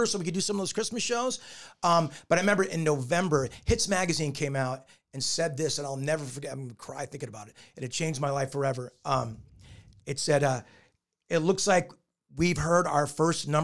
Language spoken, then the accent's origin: English; Newport Beach, California, United States; I grew up in Newport Beach and that was very important to me.